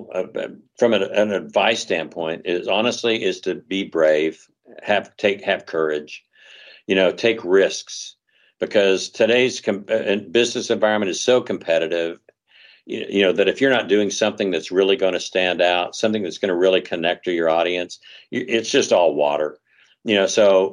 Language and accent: English; Texas, United States; now in Los Angeles, United States; I grew up in Texas